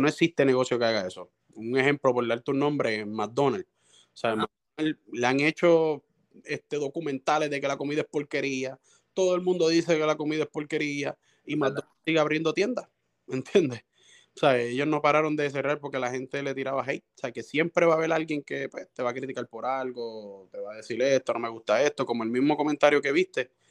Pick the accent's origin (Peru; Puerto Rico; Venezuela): Puerto Rico; Cataño; now in Guaynabo, Puerto Rico; mis negocios son en Cataño también, yo vivo cerca, vivo en Guaynabo, pero vivo ahí cerca en Cataño también, ese es mi pueblo.